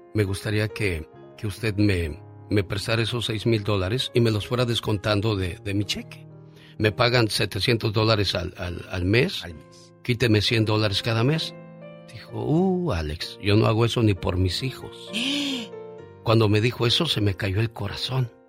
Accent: Mexicali, Baja California, Mexico; moved away; un día salí de Mexicali pero Mexicali nunca salió de mí

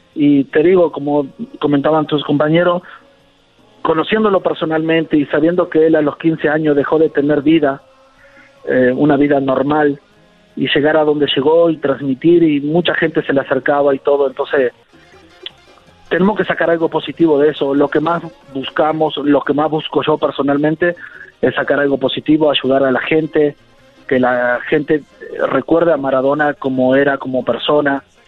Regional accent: Argentina; como argentino

